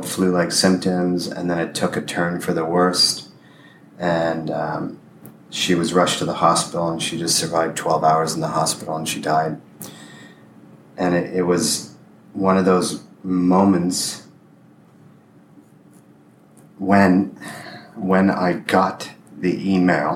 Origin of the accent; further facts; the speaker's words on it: Windsor, Ontario, Canada; moved away as an adult; We drove to my hometown, Windsor.